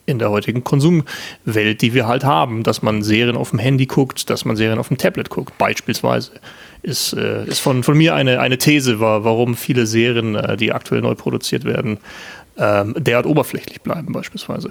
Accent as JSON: {"language": "German", "town": "Landshut", "region": "Bavaria", "country": "Germany", "said": "aus dem tiefsten Niederbayern, aus Landshut oder beziehungsweise aus der Nähe von Landshut"}